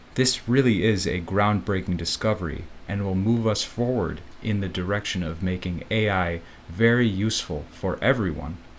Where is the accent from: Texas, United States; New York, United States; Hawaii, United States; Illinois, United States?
Illinois, United States; Chicago; now in Taoyuan, Taiwan; I am from Chicago and I got my degree in computer science.